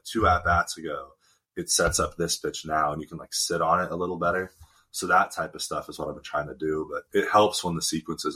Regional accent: Tempe, Arizona, United States; moved away as an adult; also born or lived in Fairfield, Connecticut; I'm from Tempe, which is where Arizona State is.

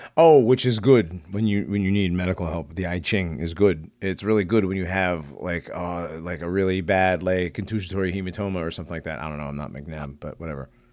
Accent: Hartford, Connecticut, United States; I grew up in the ghetto. I grew up in Hartford

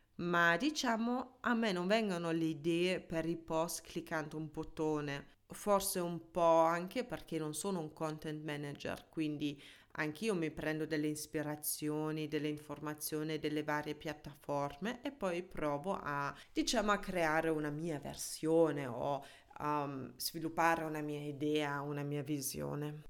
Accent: Germany; first language German; Italian is a second language; moved away as an adult; also born or lived in Ticino, Switzerland / Milan, Italy; now in Italy; La mia lingua madre è tedesca, sono nata e cresciuta in Germania e in Italia sono per l'amore.

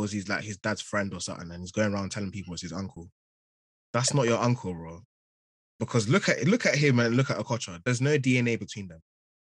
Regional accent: United Kingdom; I'm British at the end of the day. You get a passport. Yeah, I got a British passport. I've lived in London.

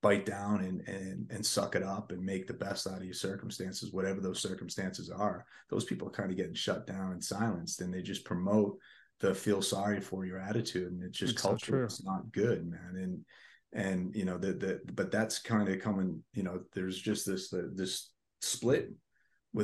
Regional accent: Boston, Massachusetts, United States; moved away; also born or lived in Los Angeles; I grew up in Massachusetts in Boston, like liberal capital

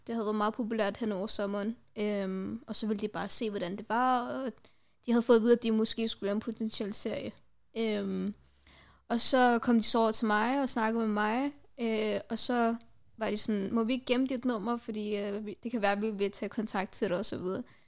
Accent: Denmark; Jeg er fra Danmark. øh, jeg har rødder fra Pakistan

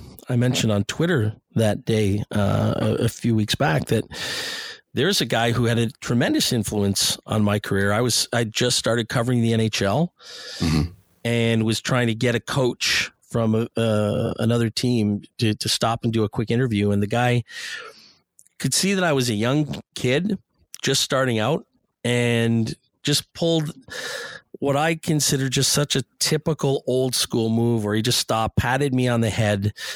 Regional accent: Ottawa, Ontario, Canada; moved away as an adult; now in Toronto, Canada; I'm from Ottawa, and my family's still there, and I've got some fantastic memories of growing up there

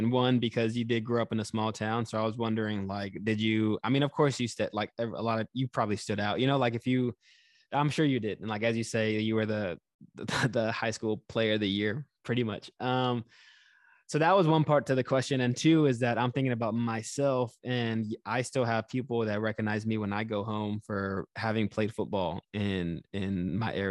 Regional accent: Houston, Texas, United States; like I said, I moved around quite a bit when I was younger, but we settled in Texas, so I would call that like my hometown in Houston and my home state.

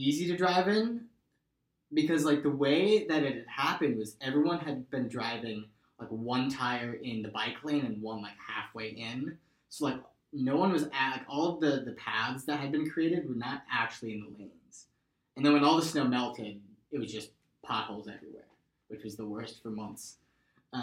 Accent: Connecticut, United States; now in Nashville, United States; I'm from Connecticut

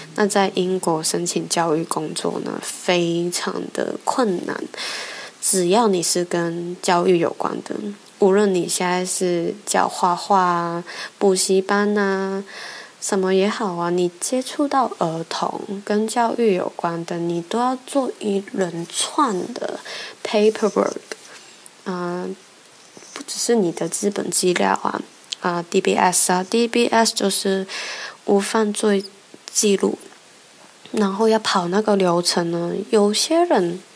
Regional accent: Hong Kong; moved away as an adult; now in United Kingdom; 我在香港长大

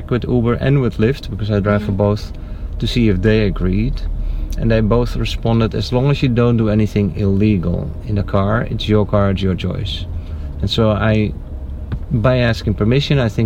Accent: Netherlands; now in Naples, United States; I'm from the Netherlands, but I live in Naples.

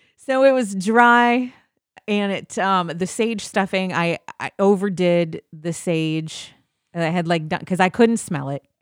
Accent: Midwest, United States; I'm from the Midwest

